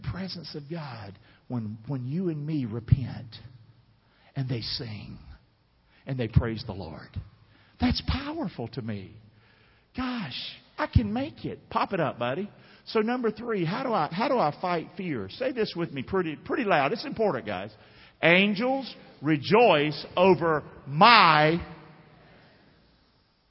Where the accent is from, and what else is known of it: Rockingham, North Carolina, United States